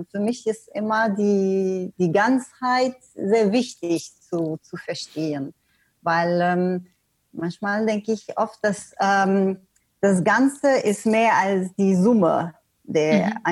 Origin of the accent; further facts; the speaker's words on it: Canada; also born or lived in Germany / Sweden; now in Portugal; du hast es erwähnt, ich komme ursprünglich aus Kanada. Ich habe auch gesagt, ja, ich habe in Deutschland gelebt, in Schweden gelebt, und äh, ja, jetzt wohne ich in Portugal sogar.